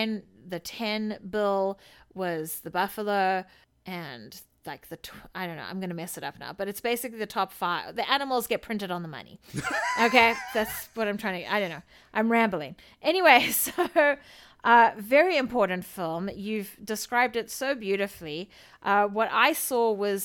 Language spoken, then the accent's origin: English; South Africa; as a South African